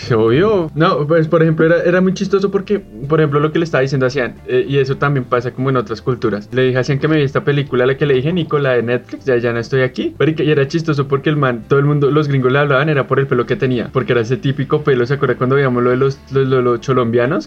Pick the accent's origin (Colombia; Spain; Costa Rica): Colombia; Somos tan colombianos